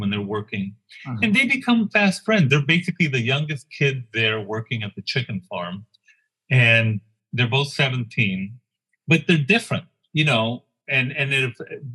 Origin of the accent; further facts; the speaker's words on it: El Paso, Texas, United States; moved away; also born or lived in Connecticut; growing up in Isleta